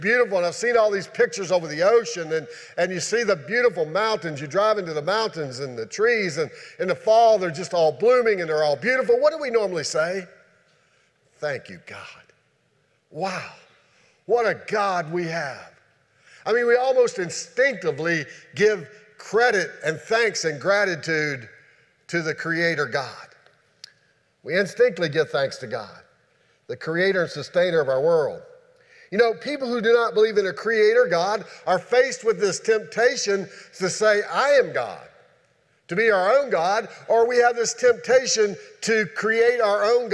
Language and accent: English; Shenandoah Valley, Virginia, United States; moved away; where I grew up at in the Shenandoah Valley